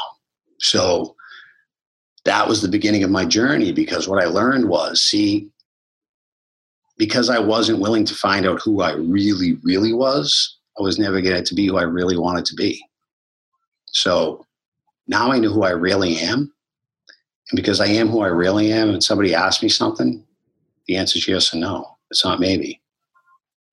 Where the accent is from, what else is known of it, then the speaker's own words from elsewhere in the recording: Boston, Massachusetts, United States; I grew up in Boston my whole life.